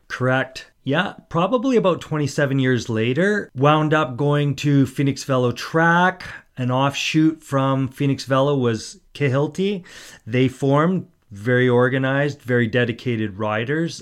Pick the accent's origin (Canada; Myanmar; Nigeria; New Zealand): Canada; Port Coquitlam, British Columbia; I grew up in Port Coquitlam.